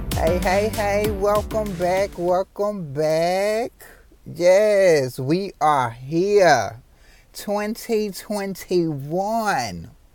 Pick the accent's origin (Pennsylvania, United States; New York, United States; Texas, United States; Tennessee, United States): Tennessee, United States; Memphis; I was born and raised in Memphis, Tennessee